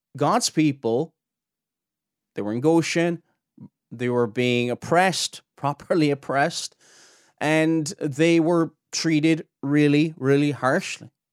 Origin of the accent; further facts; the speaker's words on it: near Cork City, Munster, Ireland; I'm not from Cork City, but I'm from near Cork City, from the south of Ireland.